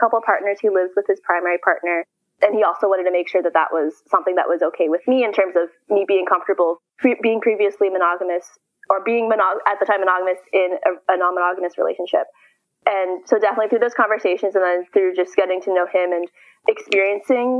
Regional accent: San Francisco, California, United States; I am from San Francisco. But I'm currently in college in Southern California

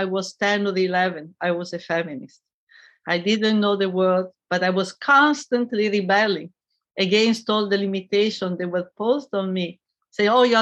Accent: Italy; I grew up in Italy in the post-war period.

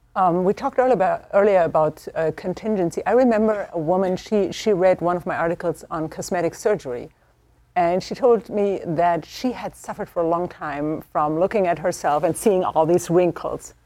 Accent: Germany; moved away; I am from Germany

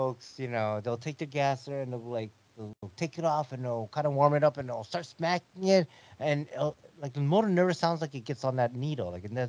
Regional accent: Ohio, United States; I'm down from Ohio.

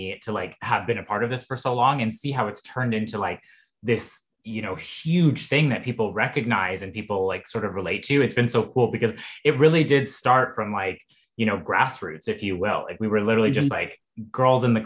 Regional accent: Vancouver, British Columbia, Canada; I am from Vancouver

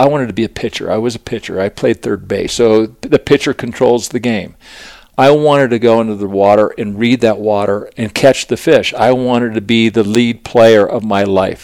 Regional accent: Aspen, Colorado, United States; growing up in Aspen, I was just a kind of a little wild child, and it was great because Aspen was such a great town to grow up

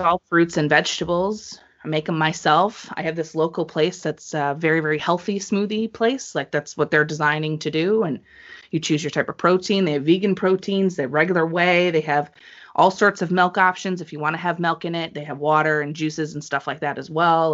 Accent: New England, United States; I'm from New England

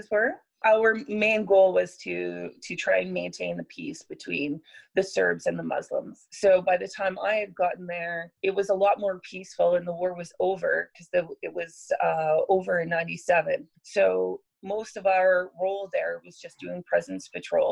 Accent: the Okanagan, British Columbia, Canada; now in Edmonton, Canada; I grew up in the Okanagan

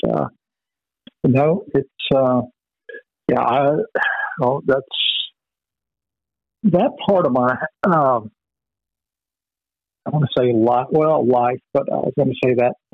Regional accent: Vero Beach, Florida, United States; moved away as an adult; also born or lived in Dallas, Texas; growing up in Vero Beach, where everything closes at ten o'clock

